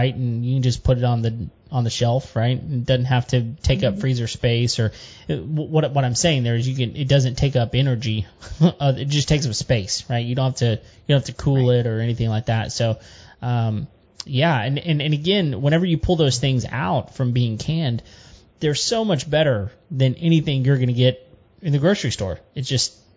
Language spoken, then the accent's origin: English; Central Texas, United States; I grew up, I was born in Central Texas